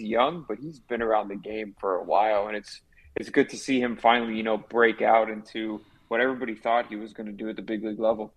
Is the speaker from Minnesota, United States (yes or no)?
no; Miami, Florida, United States; born and raised in Miami